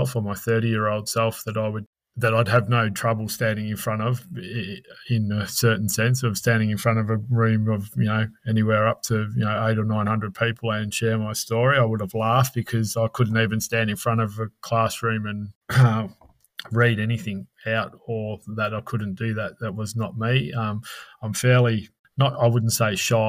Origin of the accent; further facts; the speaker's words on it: Melbourne, Victoria, Australia; also born or lived in Cockatoo, Victoria; now in Kyabram, Australia; growing up in Melbourne, I grew up at the foot of the Dandenong Ranges or in the Dandenongs themselves at Cockatoo for 5 years of my life.